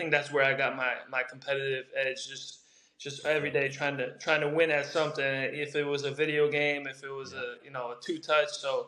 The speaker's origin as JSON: {"language": "English", "region": "New York", "country": "United States", "tie": "born or raised there", "also_born_or_lived": "Brazil / Long Island, New York", "said": "I was born in Brazil, moved to New York when I was 6 years old, playing all those local clubs in the Queens area."}